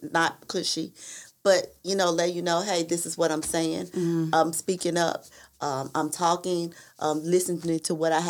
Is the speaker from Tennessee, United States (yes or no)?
yes; Memphis, Tennessee, United States; I'm country because I'm from Memphis, Tennessee